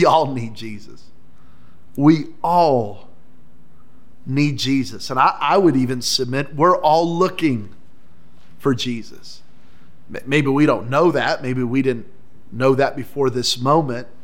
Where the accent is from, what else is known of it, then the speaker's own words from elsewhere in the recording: New Mexico, United States; I grew up in New Mexico